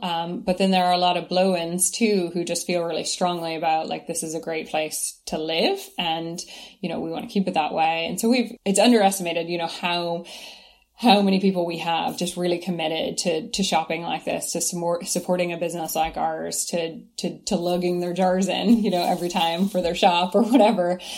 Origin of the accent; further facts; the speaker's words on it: Kentucky, United States; moved away as an adult; now in Ireland; growing up in Kentucky